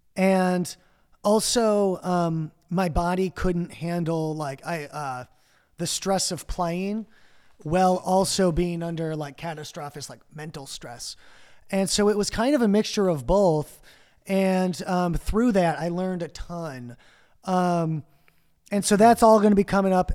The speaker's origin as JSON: {"language": "English", "town": "Chicago", "region": "Illinois", "country": "United States", "tie": "born or raised there", "also_born_or_lived": "Mexico / Winfield, Illinois", "said": "I grew up both in Chicago and the suburbs"}